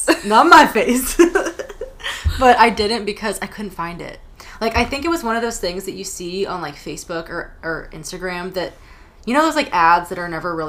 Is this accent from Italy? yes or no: no; Stuart, Florida, United States; moved away as an adult; I was born in Stuart, Florida, and I lived there till I was 23.